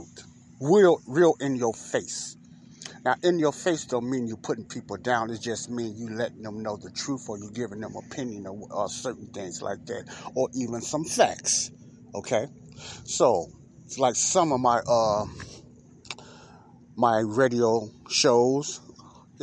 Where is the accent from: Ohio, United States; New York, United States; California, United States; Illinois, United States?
Illinois, United States; Chicago; Chicagoans who grew up in those areas like myself